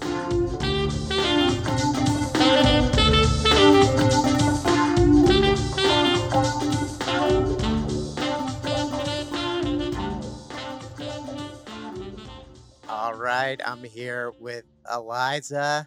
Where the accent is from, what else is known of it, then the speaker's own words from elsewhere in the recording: New Jersey, United States; I'm from New Jersey